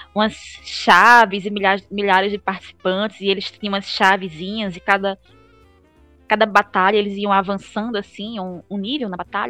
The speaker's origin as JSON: {"language": "Portuguese", "town": "Gravatá", "region": "Pernambuco", "country": "Brazil", "tie": "born or raised there", "also_born_or_lived": "Recife", "said": "eu sou uma pessoa que não sou nascida, mas eu sou criada em Gravatá"}